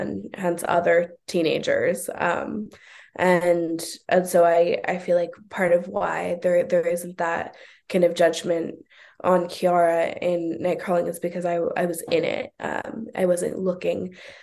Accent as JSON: {"language": "English", "town": "Oakland", "region": "California", "country": "United States", "tie": "born or raised there", "said": "I'm born and raised in Oakland. I still live in Oakland"}